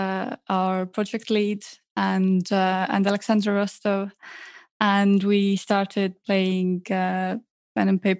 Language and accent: English; Tallinn, Harju County, Estonia; I grew up in Tallinn, Estonia.